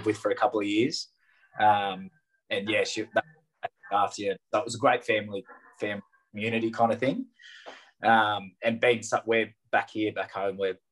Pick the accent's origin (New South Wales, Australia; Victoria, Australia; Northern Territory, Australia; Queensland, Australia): New South Wales, Australia; Wagga Wagga; I was born and bred in Wagga.